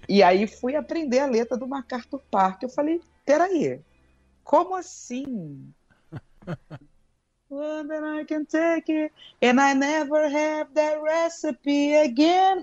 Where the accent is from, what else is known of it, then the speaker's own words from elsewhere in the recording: Brazil; Eu sou brasileira, eu falo português